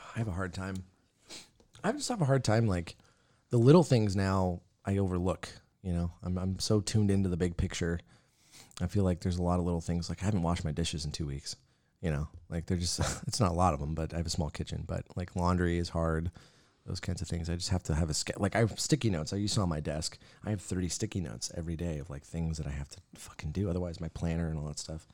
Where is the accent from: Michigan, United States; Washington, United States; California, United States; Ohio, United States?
Washington, United States; Yakima; now in Spokane, United States; Growing up in Yakima, never thought I'd end up here.